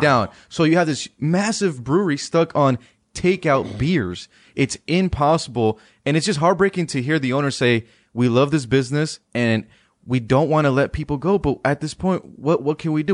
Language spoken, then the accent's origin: English; Palmdale, California, United States; moved away as an adult; now in Washington, D.C., United States; I went back home to, to California, that's my, my hometown in, in Palmdale